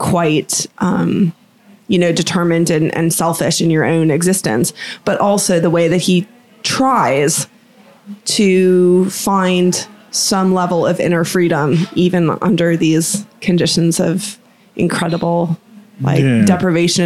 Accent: Boca Raton, Florida, United States; when I was in high school and, you know, growing up in Florida near Boca Raton

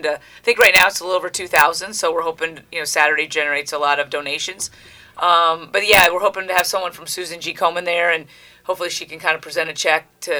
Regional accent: Ohio, United States; moved away as an adult; now in Connecticut, United States; I grew up in Ohio

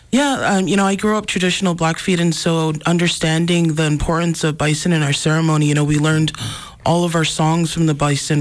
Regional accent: Browning, Montana, United States; I come from the Blackfeet community. I was born and raised in, in Browning

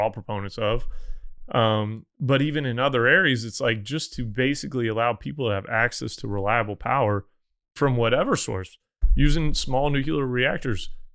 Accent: Missouri, United States; moved away; I'm from Missouri. Like, we did not have an oil and gas industry, really.

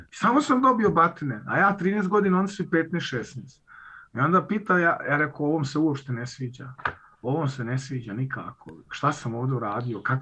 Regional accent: Vienna, Austria; also born or lived in Podvrda, Republika Srpska; rođen i odrastao sam u Beču, da. Moj otac došao već kao klinac sa 9 godina u Austriji, a rodom sam iz eh, sela Podvrda, Republika Srpska.

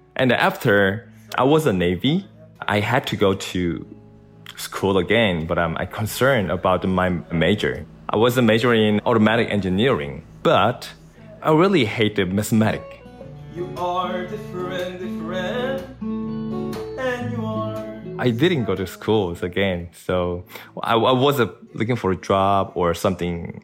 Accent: South Korea; I'm from South Korea

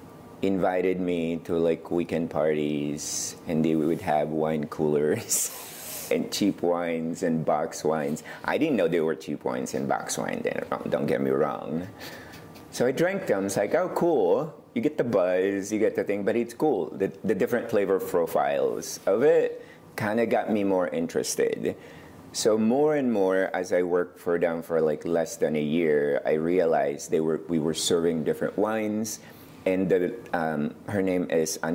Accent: Ilocos Norte, Ilocos Region, Philippines; also born or lived in Manila, Philippines / Portland, Oregon; now in McMinnville, United States; I was born in Manila in a little town called Camya City, but grew up in the province of Ilocos Norte North

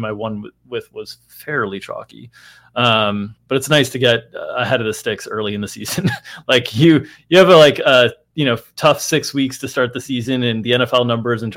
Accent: South Florida, United States; I grew up in South Florida

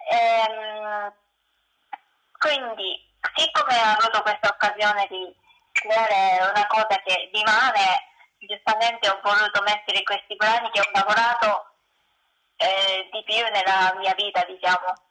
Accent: Japan; Italian is a second language; moved away as an adult; also born or lived in Tokyo, Japan; now in Italy

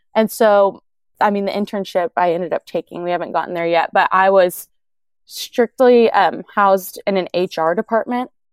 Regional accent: Oklahoma, United States; I've born and raised in Oklahoma. I've always lived around here

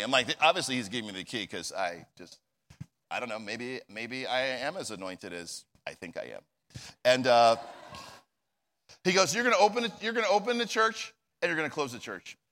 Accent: New Jersey, United States; moved away; I'm from New Jersey

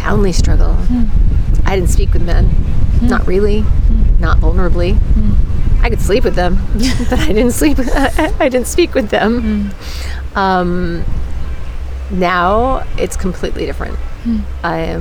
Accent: New England, United States; now in California, United States; I grew up in New England, and New England's a good place to be from, but I don't live there now. So I live in California

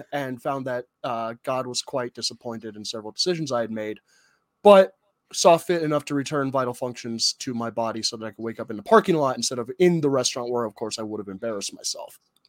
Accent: Tucson, Arizona, United States; I grew up in Tucson, Arizona, where the temperature would regularly reach 125 degrees just in the open air.

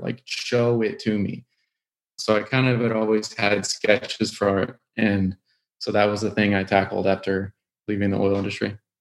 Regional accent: Houston, Texas, United States; growing up in Houston, it was like oil is what you

